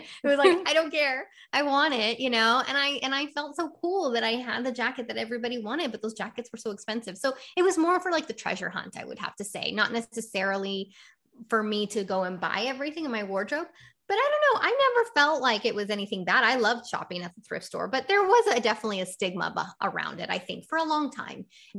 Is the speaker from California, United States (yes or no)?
yes; California, United States; now in Massachusetts; but I did see a big difference when I came from the West Coast to the East Coast.